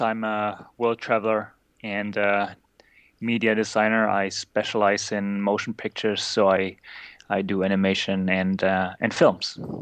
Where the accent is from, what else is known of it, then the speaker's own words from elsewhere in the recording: East Germany, Germany; I grew up in East Germany